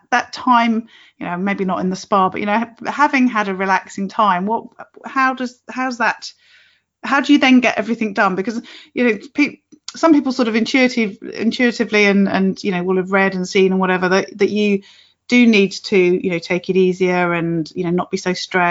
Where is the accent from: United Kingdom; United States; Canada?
United Kingdom